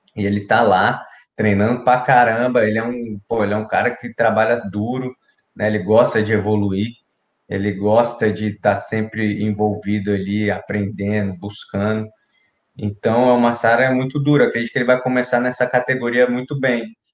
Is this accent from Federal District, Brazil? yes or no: yes; Brasília, Federal District, Brazil; da minha quebrada lá, lá do Final Norte. A gente cresceu junto ali também